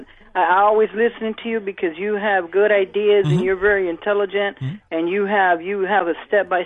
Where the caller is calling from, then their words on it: Tampa, Florida, United States; I'm calling from Tampa, Florida.